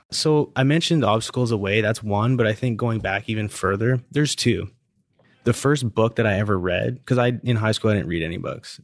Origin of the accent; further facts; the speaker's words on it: Canada; now in Houston, United States; I'm Canadian.